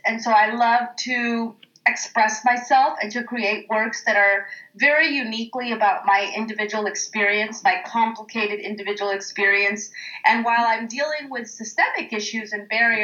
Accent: Oakland, California, United States; as a kid, growing up in East Oakland

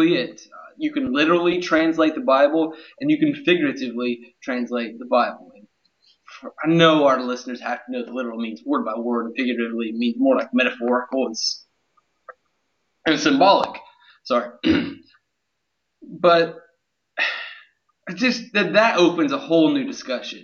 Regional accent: Ohio, United States; now in North Carolina, United States; I'm more in like the Piedmont of Ohio, the rolling foothills, the French say, Piedmont. I went from the Piedmont of Ohio to the Piedmont of North Carolina.

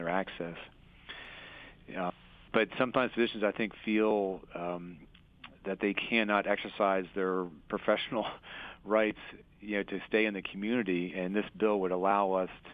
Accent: Harrisburg, Pennsylvania, United States; also born or lived in Philadelphia; I'm a Pennsylvania native. I was born in Philadelphia, and I spent 2 years there and then moved to the Harrisburg area and kind of grown up my entire life here

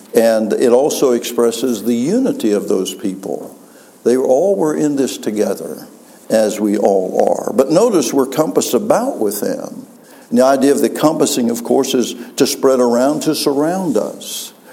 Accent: West Virginia, United States; moved away; I'm from West Virginia. And uh, for some reason, the Lord took me back to West Virginia

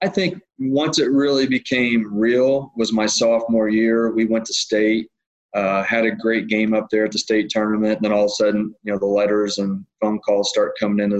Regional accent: Southern Illinois, United States; Growing up in Southern Illinois

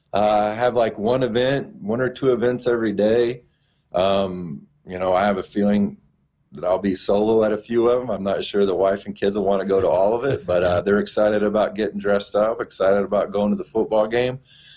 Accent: Orlando, Florida, United States; I grew up in Orlando. I lived there for about 7 years in the mid-'80s.

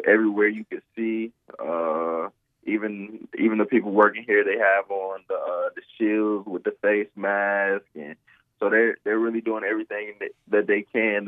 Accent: North Carolina, United States; I'm from North Carolina

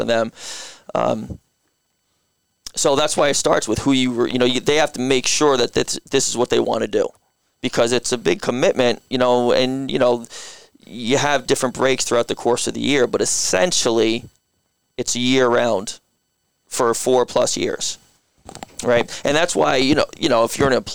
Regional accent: Guilford, Connecticut, United States; I grew up in Guilford

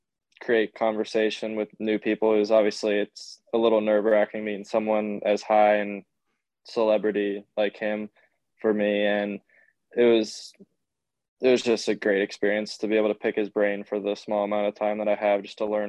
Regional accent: Trinity, Florida, United States; I'm from Trinity, Florida, which is near the Tampa area

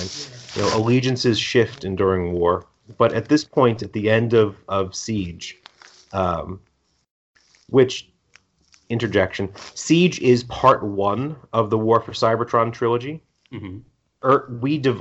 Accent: East Coast, United States; moved away; I'm originally from the East Coast

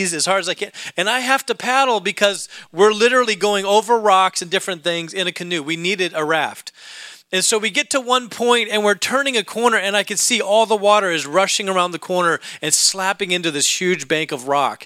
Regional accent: Alaska, United States; moved away; I grew up in Alaska

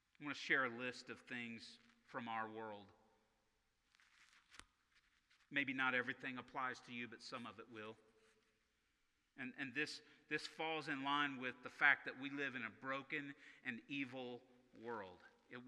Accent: Arkansas, United States; I grew up in Tornado Alley in Arkansas

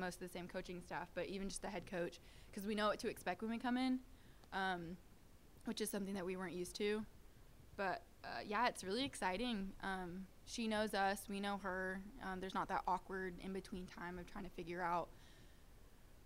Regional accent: Nashville, Tennessee, United States; I'm born and raised in Nashville

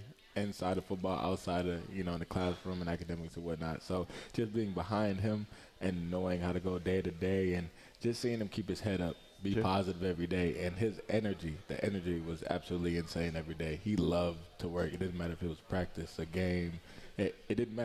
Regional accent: Ypsilanti, Michigan, United States; also born or lived in Belleville, Michigan; I'm from Ypsilanti, Michigan

